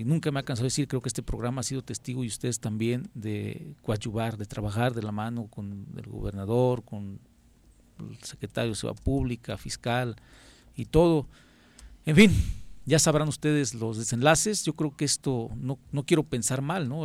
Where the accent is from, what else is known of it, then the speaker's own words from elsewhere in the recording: Yautepec, Morelos, Mexico; Soy de Yautepec